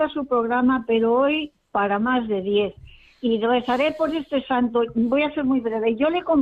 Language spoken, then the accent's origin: Spanish; Quintanilla del Molar, Castile and León, Spain; moved away; mi pueblo es Quintanilla del Molar, de Valladolid, pero mm, yo como no me gustaba el pueblo hice la carrera de magisterio y entonces estoy siempre fuera.